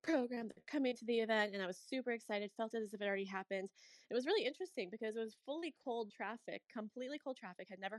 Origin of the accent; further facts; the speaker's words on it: St. Louis, Missouri, United States; I'm a Midwest girl, I'm from St. Louis